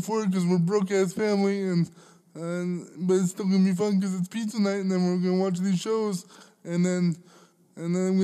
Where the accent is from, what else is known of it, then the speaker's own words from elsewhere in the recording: Alberta, Canada; growing up in Alberta